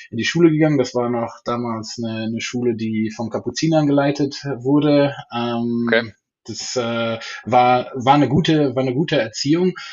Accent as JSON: {"language": "German", "region": "North Rhine-Westphalia", "country": "Germany", "tie": "born or raised there", "said": "Ja, ich bin äh, im Niederrhein aufgewachsen oder meine Mutter würde noch sagen, ist Westfalen."}